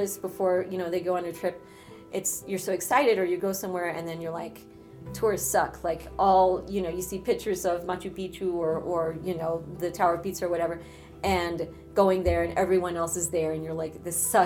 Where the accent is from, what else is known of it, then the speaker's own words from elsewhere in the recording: United States; also born or lived in Ecuador (ancestry); now in New York, United States; growing up in the United States, very much aware of my socioeconomic situation and my background and the immigration